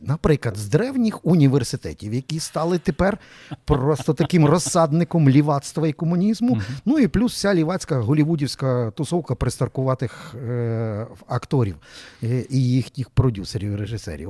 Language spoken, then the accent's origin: Ukrainian; Lviv, Lviv Oblast, Ukraine; ми з вами, як як львів'яни